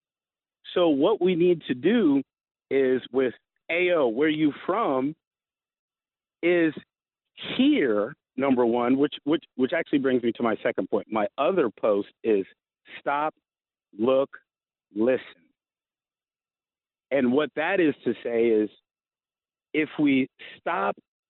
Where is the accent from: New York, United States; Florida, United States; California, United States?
Florida, United States; now in Seattle, United States; I'm from Florida